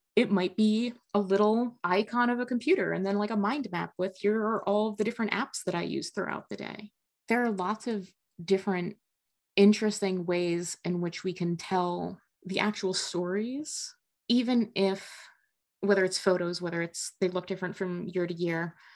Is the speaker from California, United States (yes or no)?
no; New Jersey, United States; now in Midwest, United States; I grew up in North Jersey